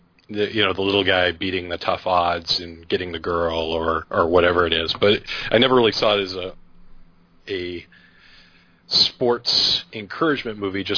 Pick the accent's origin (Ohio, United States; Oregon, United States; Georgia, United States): Oregon, United States; Eugene; I grew up playing soccer in Eugene.